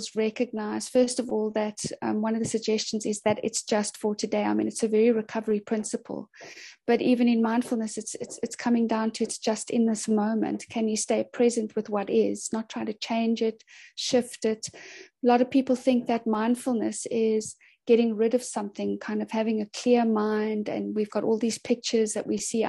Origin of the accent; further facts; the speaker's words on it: Cape Town, Western Cape, South Africa; I'm from Cape Town in Sea Point